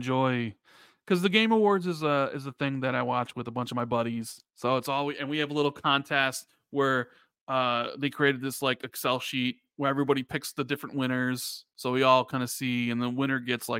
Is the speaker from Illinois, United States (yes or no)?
yes; Chicago, Illinois, United States; I'm from Chicago, a couple of them from Canada, a couple of them are from Seattle